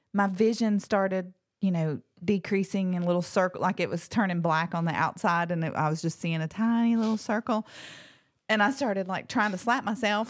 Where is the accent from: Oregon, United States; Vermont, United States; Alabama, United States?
Alabama, United States; Locust Fork; I grew up in Blunt County